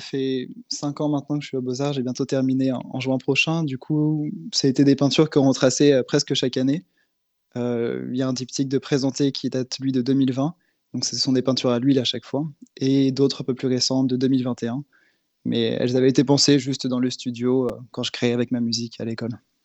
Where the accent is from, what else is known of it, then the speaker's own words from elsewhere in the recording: Nantes, Pays de la Loire, France; also born or lived in Berlin; en tant que Nantais